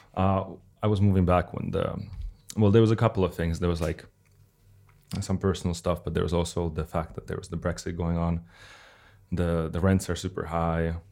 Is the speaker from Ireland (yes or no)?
no; Russia; now in Helsinki, Finland; from Russia